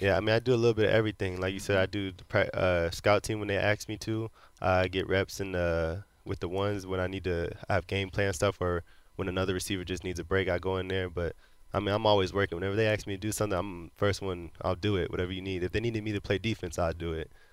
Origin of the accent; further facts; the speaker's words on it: Florida, United States; moved away as an adult; also born or lived in Cincinnati; now in Houston, United States; I was being from Florida